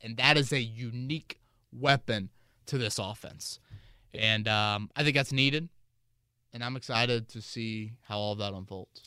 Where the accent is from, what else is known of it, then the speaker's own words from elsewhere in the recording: Carmel, Indiana, United States; I grew up in Carmel, Indiana